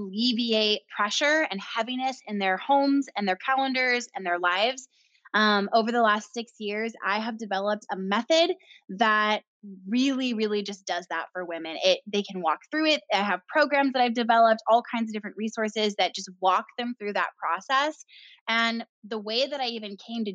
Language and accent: English; Temecula, California, United States; moved away as an adult; also born or lived in San Diego; I grew up in Temecula Valley, which is right in the middle of LA and San Diego.